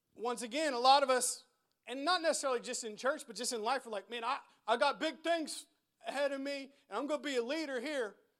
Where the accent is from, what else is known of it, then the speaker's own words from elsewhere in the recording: United States; us Americans